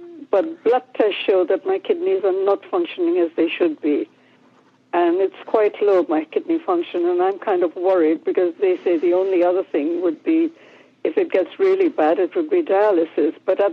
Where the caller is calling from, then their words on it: Warminster, South West England, United Kingdom; I'm calling from Warminster in England.